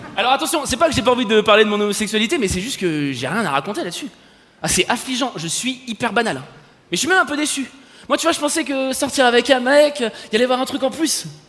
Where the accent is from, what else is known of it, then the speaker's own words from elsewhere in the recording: Paris, Île-de-France, France; je suis parisien et superficiel J'habite une ville, il fait gris 300 jours par